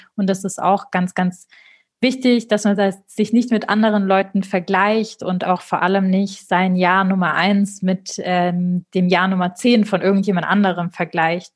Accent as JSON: {"language": "German", "town": "Marbach am Neckar", "region": "Baden-Württemberg", "country": "Germany", "tie": "born or raised there", "also_born_or_lived": "Stuttgart / Munich", "moved": "yes", "said": "aus Marbach am Neckar"}